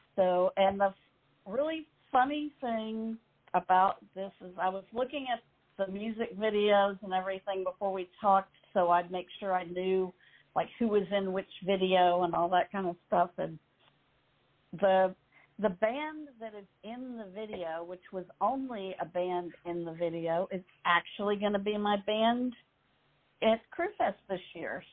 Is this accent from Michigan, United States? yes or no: no; Mississippi, United States; growing up in Mississippi, very few bands came to Mississippi